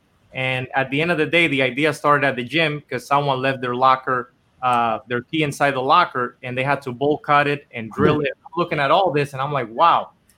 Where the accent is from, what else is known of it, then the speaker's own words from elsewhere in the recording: Dominican Republic; English is a second language; moved away as an adult; now in Los Angeles, United States; because I was born and raised in Dominican Republic my whole life. And I actually came here to LA to try to do music